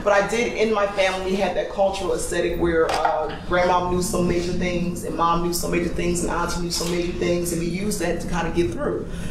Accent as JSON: {"language": "English", "town": "Camden", "region": "New Jersey", "country": "United States", "said": "I'm from Camden, New Jersey, and in my city, there were only two women who were doulas"}